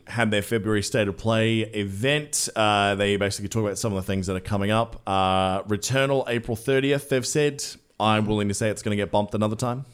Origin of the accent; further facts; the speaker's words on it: Australia; I'm Australian